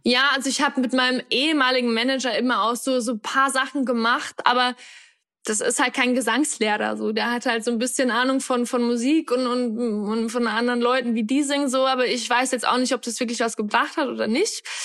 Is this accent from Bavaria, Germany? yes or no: yes; Upper Palatinate, Bavaria, Germany; also born or lived in Australia; now in Berlin, Germany; bin eigentlich geboren und aufgewachsen in der Oberpfalz, in einem ganz kleinen Dorf in, in äh, Karm heißt es